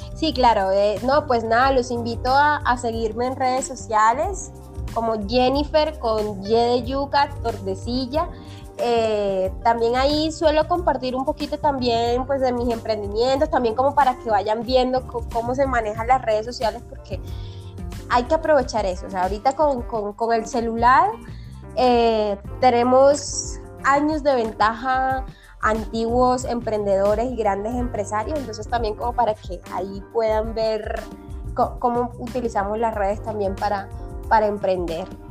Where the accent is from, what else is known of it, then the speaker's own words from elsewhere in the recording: Caribbean coast of Colombia, Caribbean Region, Colombia; now in Bogotá, Colombia; yo soy una costeña en Bogotá